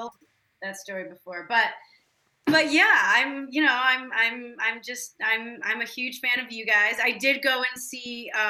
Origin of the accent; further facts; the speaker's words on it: Chicago, Illinois, United States; Especially when I go back home, I talk like a total Chicagoan. But yeah. They're still there. They love it there. And born and raised in Chicago.